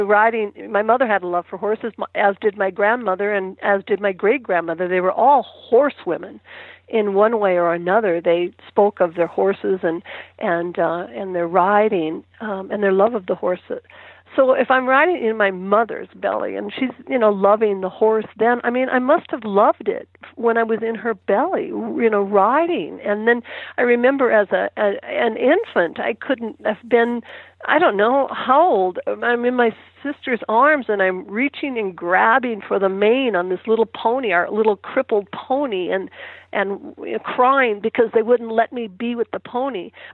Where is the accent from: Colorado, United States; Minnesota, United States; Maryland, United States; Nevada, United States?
Minnesota, United States; now in Trego, United States; I grew up on a dairy farm in Minnesota